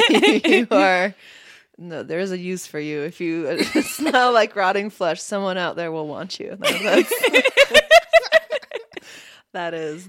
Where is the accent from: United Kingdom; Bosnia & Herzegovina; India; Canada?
Bosnia & Herzegovina; born there; I know I was born in Bosnia